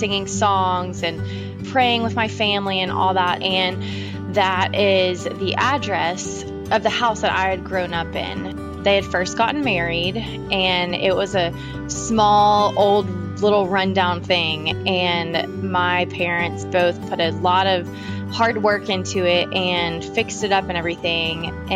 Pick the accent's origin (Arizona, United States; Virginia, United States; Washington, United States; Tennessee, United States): Tennessee, United States; Nashville; I am from Nashville, Tennessee, and I'm a singer-songwriter, born and raised in Nashville